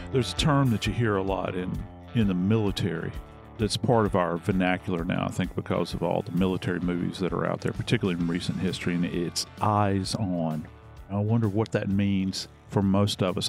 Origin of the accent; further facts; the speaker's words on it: New Orleans, Louisiana, United States; I'm from New Orleans